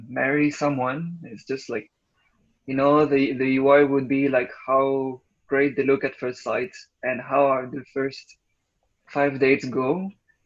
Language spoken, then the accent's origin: English; Bordeaux, Nouvelle-Aquitaine, France; moved away; I'm French, but I'm not from Paris. I'm like from the south, a place called Bordeaux.